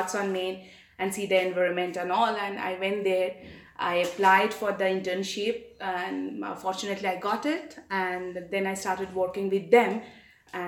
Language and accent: English; Kolkata, West Bengal, India; moved away as an adult; now in Johannesburg, South Africa; I am actually from eastern part of India, which is called the city called Kolkata. I'm born and brought up there.